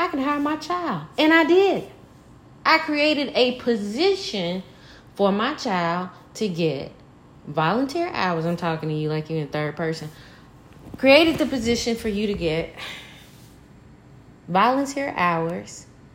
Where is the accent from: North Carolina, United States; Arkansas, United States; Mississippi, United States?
Mississippi, United States; Mississippi Delta, United States; Born and bred in the heart of the Mississippi Delta